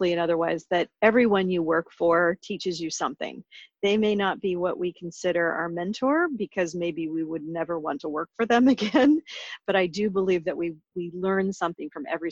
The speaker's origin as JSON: {"language": "English", "area": "suburb of Portland", "region": "Oregon", "country": "United States", "tie": "born or raised there", "moved": "yes", "said": "I grew up in the Pacific Northwest in Oregon, and I grew up in a small town as a suburb of Portland"}